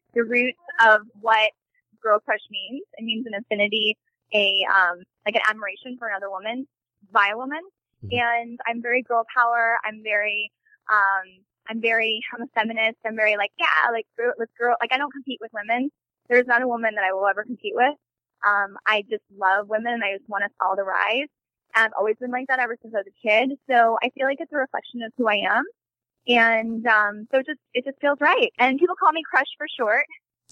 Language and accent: English; St. Louis, Missouri, United States; I'm from St. Louis, Missouri.